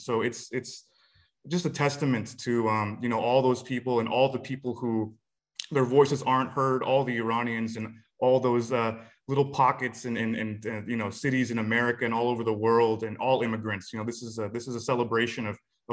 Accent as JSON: {"language": "English", "area": "Silicon Valley", "region": "California", "country": "United States", "tie": "born or raised there", "said": "growing up in Silicon Valley"}